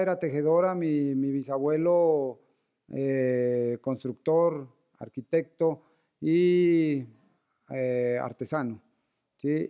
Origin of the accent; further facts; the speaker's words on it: Sibundoy Valley, Putumayo, Colombia; moved away as an adult; now in Bogotá, Colombia; somos oriundos del Valle de Sibundoy